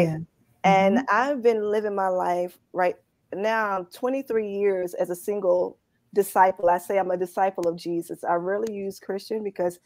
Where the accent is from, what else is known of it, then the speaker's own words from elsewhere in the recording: Poplar Grove, Arkansas, United States; moved away as an adult; also born or lived in New York City / Memphis; I grew up in Poplar Grove